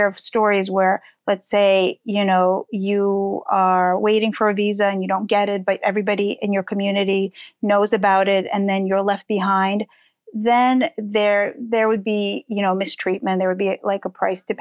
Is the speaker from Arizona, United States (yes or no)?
no; New York City, New York, United States; English is a second language; also born or lived in Soviet Ukraine; We arrived in Forest Hills, Queens, and that's where I spent most of my childhood